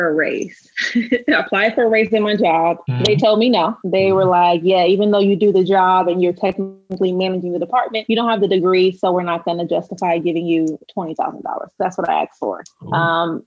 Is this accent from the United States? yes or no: yes; Los Angeles, California, United States; I'm from South Central, but if you want to narrow that down, I'm from Watts